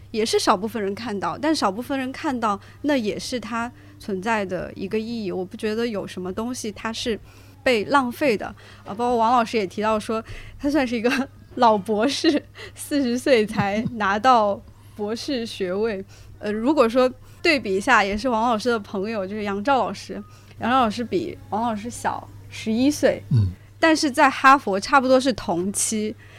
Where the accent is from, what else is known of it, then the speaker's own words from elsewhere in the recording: Huaihua, Hunan, China; 就我家乡是怀化